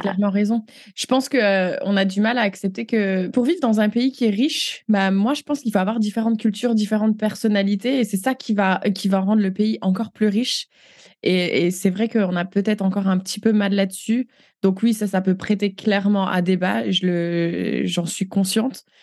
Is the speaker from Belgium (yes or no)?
no; France; moved away as an adult; now in Canada; on est française.